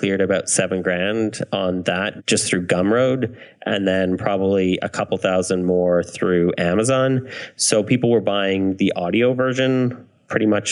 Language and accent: English; Canada; I'm Canadian